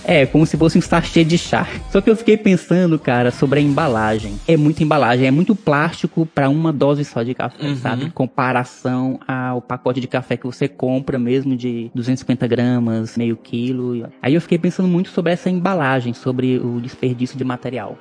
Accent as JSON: {"language": "Portuguese", "area": "Santa Isabel", "region": "Piauí", "country": "Brazil", "said": "aqui na Elegante Santa Isabel, de onde eu venho"}